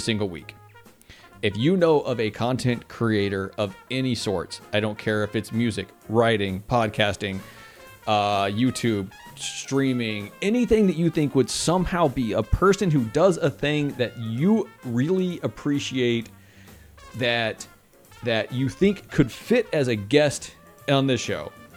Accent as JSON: {"language": "English", "region": "Texas", "country": "United States", "said": "I'm a Texan and I say y'all."}